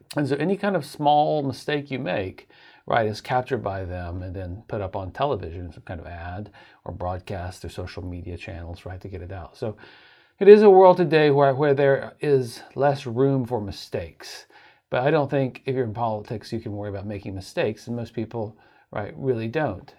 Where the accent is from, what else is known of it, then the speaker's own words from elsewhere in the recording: Oklahoma, United States; moved away as an adult; now in Virginia, United States; became a teacher at the University of Tulsa in my home state of Oklahoma